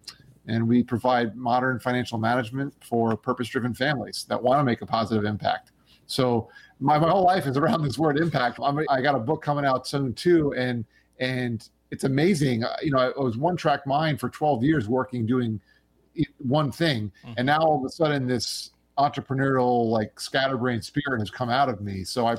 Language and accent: English; Long Island, New York, United States; born there; I was going to go back to Long Island where I was born in New York, where all of my family is from.